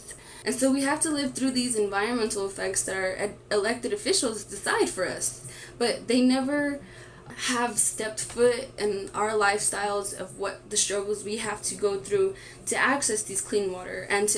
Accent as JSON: {"language": "English", "town": "Farmington", "region": "New Mexico", "country": "United States", "tie": "born or raised there", "also_born_or_lived": "Santa Fe, New Mexico", "said": "I come from the Diné Nations in Farmington, New Mexico."}